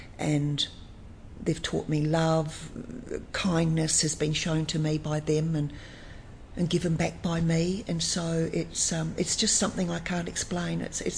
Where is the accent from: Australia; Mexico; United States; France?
Australia; Geraldton, Western Australia; moved away as an adult; now in Perth, Australia